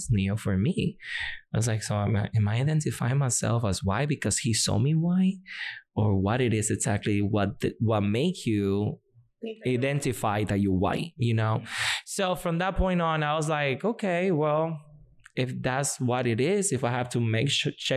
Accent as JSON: {"language": "English", "town": "Boston", "region": "Massachusetts", "country": "United States", "tie": "born or raised there", "also_born_or_lived": "Santo Domingo, Dominican Republic", "second_language": "English", "moved": "as an adult", "lives_now": "Indianapolis, United States", "said": "when I grew up in Boston, I went to high school and all"}